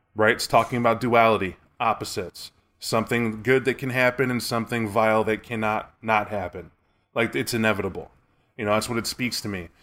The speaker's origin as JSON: {"language": "English", "country": "United States", "said": "I'm American"}